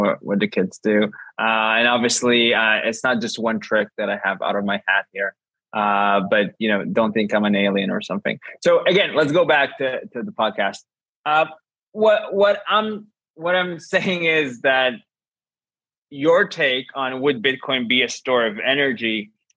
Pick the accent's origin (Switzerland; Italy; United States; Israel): Israel; I'm from Israel.